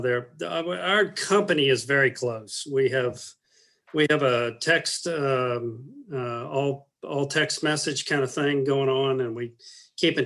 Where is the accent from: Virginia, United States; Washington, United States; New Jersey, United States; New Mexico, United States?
Virginia, United States; Richmond; I grew up in the West End off of Wilton Road, where between Grove and Cary